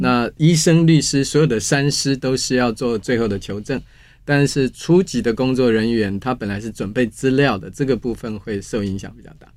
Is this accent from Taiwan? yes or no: yes; Taiwan